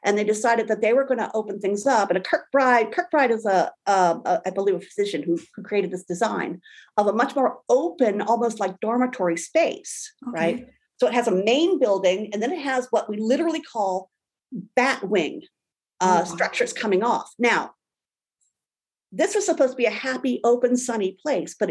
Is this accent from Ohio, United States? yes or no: yes; Brimfield, Ohio, United States; now in Fairfax, Virginia, United States; I grew up in Brimfield, Ohio, which is very right next door to Kent State University